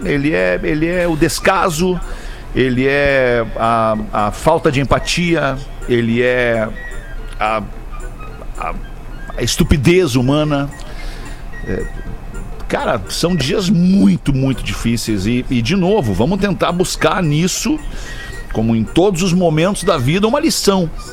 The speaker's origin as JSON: {"language": "Portuguese", "country": "Brazil", "said": "Nós somos brasileiros, nós vivemos e crescemos e aprendemos assim"}